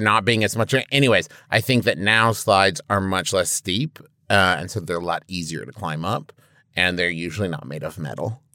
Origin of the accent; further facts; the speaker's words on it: Midwest, United States; I'm from the Midwest